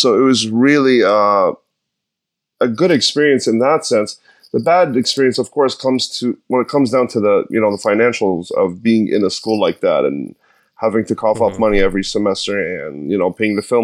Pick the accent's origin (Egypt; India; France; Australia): Egypt; also born or lived in New York / San Francisco; now in Los Angeles, United States; I was born in Egypt in 1984. I grew up in a middle-class family. At some point, I had to leave the country